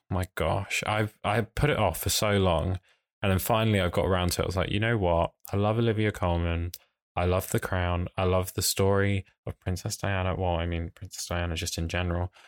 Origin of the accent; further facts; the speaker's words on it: Essex, East of England, United Kingdom; I'm from Essex, which is, like, further out in London